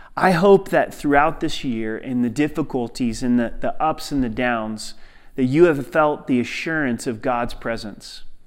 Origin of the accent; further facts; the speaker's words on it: Southern Oregon, United States; growing up in Southern Oregon, hunting was a part of the culture